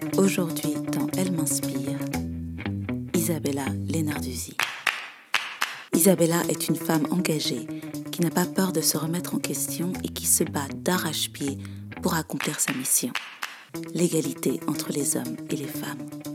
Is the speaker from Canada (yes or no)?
no; Belgium; Je suis belge, j'ai 32 ans.